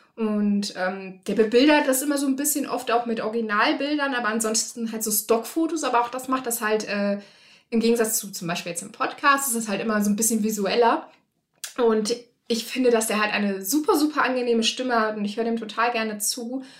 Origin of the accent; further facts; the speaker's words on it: Rhineland, Germany; ich komm aus dem Rheinland und da ist Karneval halt total groß